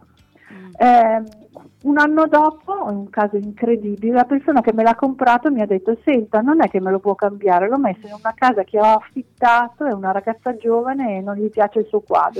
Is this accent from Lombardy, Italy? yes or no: yes; Milan, Lombardy, Italy; also born or lived in Villasor, Sardinia; sono nata in Sardegna, ma ho sempre vissuto a Milano